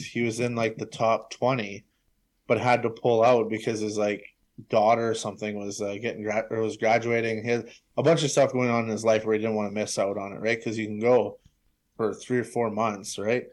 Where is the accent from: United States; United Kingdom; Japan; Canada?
Canada; Brandon, Manitoba; I'm from Brandon